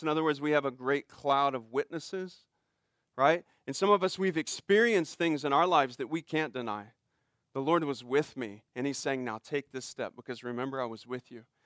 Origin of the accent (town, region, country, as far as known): United States